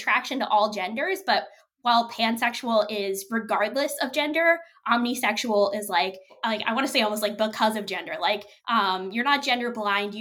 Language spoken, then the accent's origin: English; New York City, New York, United States; I grew up in Brooklyn